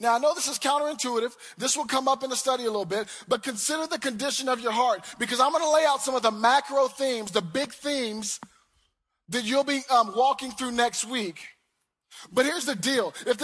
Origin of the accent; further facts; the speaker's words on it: the South, United States; I'm from the South. I'm real long-winded about my prayers.